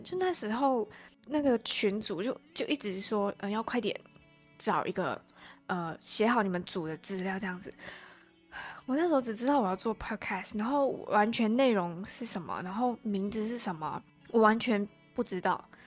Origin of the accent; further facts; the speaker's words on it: Malaysia; accent: Malaysian accent; first language Chinese; moved away as an adult; now in Taiwan; 我来台湾大概也才一年多吧，然后我是马来西亚人